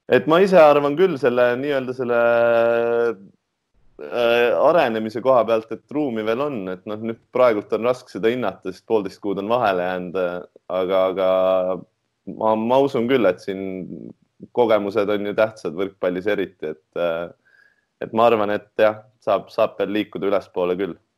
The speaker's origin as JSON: {"language": "Estonian", "town": "Tartu", "region": "Tartu County", "country": "Estonia", "tie": "born or raised there", "also_born_or_lived": "Tallinn", "moved": "as an adult", "said": "üdini, üdini Tartu poiss"}